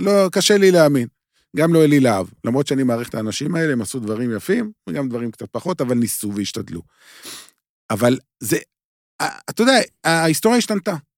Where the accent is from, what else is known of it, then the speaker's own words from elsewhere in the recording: Beersheba, Southern District, Israel; moved away; אני לא גר בבאר שבע כבר הרבה מאוד שנים, שלא יהיו הבנות, אבל נולדתי שם, אה, עוצבתי שם, עוצבתי, אה, שם השורשים שלי